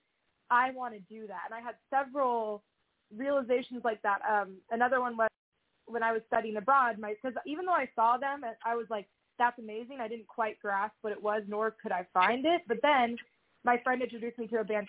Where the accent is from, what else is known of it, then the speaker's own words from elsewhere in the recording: Southern California, United States; also born or lived in Seattle; now in Nashville, United States; I grew up in Southern California where it was all about ska and punk